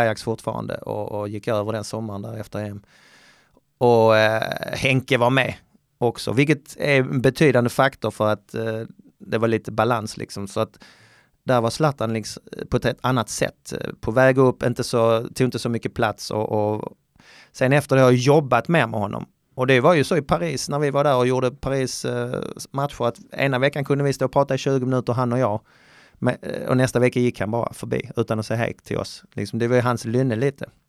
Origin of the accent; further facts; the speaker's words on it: Skåne, Sweden; jag var från Österlen, från landet